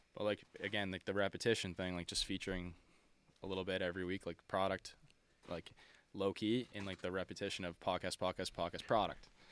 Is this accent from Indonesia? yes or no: no; Nova Scotia, Canada; We're from Nova Scotia